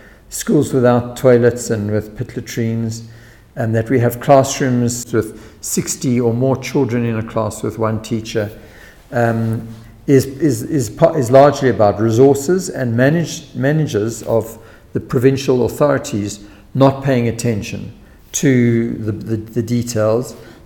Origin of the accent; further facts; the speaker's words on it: Western Cape, South Africa; I'm from Western Cape